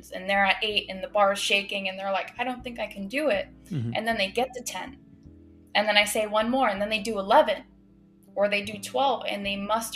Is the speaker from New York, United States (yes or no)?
no; Massachusetts, United States; now in South Florida, United States; I grew up in Massachusetts.